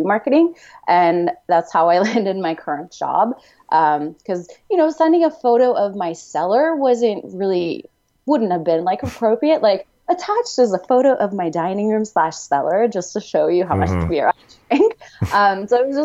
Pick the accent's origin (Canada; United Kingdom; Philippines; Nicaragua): Canada; moved away as an adult; also born or lived in Houston; now in San Diego, United States; I grew up mostly in Canada